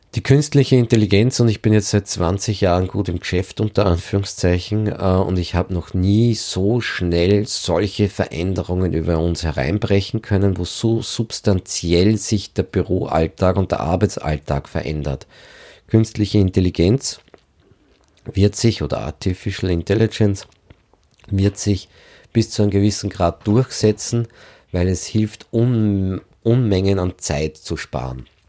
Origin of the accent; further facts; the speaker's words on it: Lower Austria, Austria; ich bin Niederösterreicher